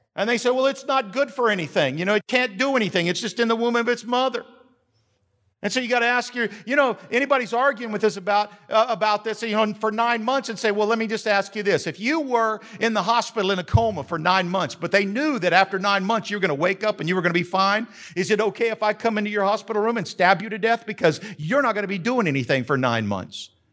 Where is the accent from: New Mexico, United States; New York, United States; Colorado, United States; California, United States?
New Mexico, United States; now in Macon County, North Carolina, United States; I grew up in New Mexico